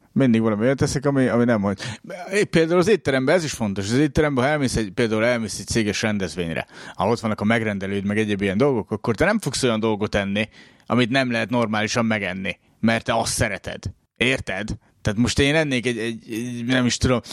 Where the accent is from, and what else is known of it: Szolnok, Jász-Nagykun-Szolnok, Hungary; born or raised there; moved away